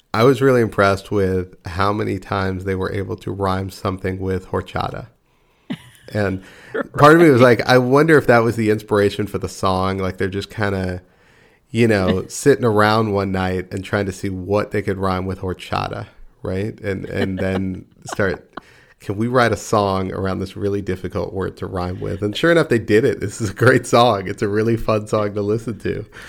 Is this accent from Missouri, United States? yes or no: no; Texas, United States; I'm from Texas, and uh, you know we we do have, still have some pride in our state.